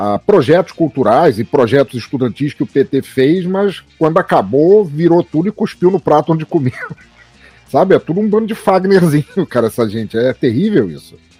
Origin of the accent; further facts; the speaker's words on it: Rio de Janeiro, Brazil; moved away; also born or lived in Santa Catarina / Itajaí; eu morei 20 anos em Santa Catarina, mas fui criado no Rio de Janeiro, entre Vila Isabel e a Lapa